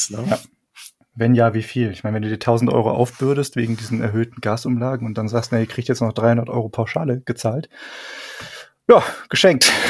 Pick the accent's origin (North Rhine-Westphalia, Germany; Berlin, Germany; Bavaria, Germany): Bavaria, Germany; also ungespundetes Bier, das kann ich dir als Franke natürlich ganz gut erklären.